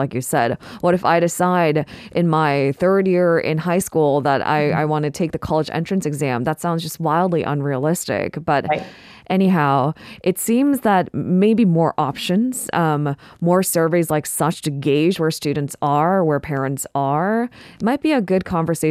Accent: California, United States; now in South Korea; I grew up in California

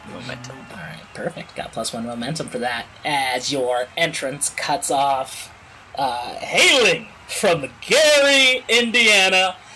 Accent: East of England, United Kingdom; while I am very unfamiliar with the American dream, you know, born and raised in Essex.

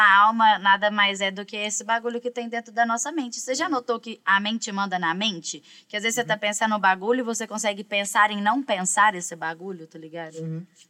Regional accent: Minas Gerais, Brazil; also born or lived in São Paulo; eu sou mineira

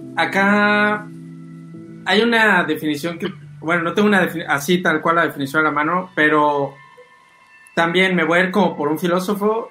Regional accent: Mexico; como mexicanos

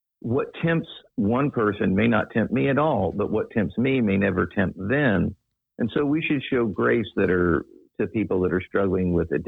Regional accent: Daytona Beach, Florida, United States; I grew up in Daytona Beach, which is, pardon the term, redneck heaven

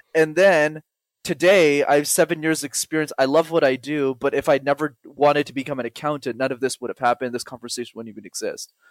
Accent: Montreal, Quebec, Canada; first language English; born and raised in Montreal, which is a city in Canada

